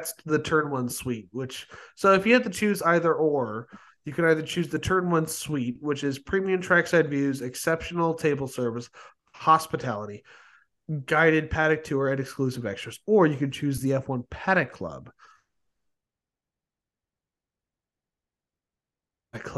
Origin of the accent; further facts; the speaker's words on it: United States; I'm an American